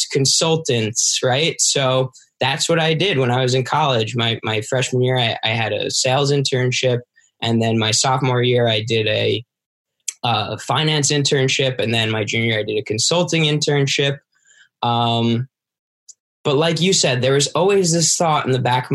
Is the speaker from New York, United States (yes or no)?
yes; New York, United States; I'm from New York